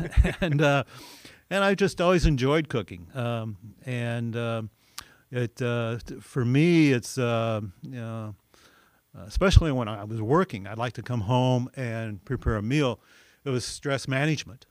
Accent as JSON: {"language": "English", "town": "Olney", "region": "Illinois", "country": "United States", "tie": "born or raised there", "said": "I grew up in Alney, Illinois"}